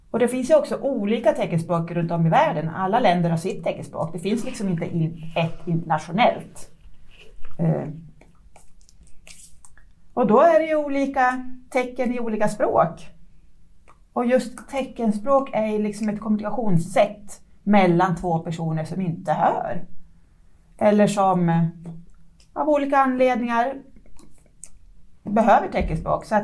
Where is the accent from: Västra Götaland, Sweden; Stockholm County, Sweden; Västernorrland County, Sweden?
Stockholm County, Sweden; Stockholm; now in Leksand, Sweden; som sagt och jag har vuxit upp i Stockholm. Flyttade hit till Leksand ungefär för fem och ett halvt år sedan.